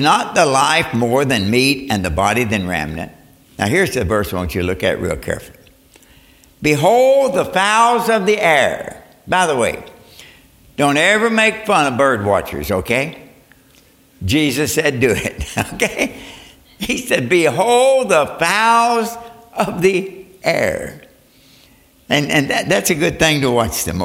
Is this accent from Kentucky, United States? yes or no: yes; Northwood, Kentucky, United States; I was born in Northwood, Kentucky, a mining town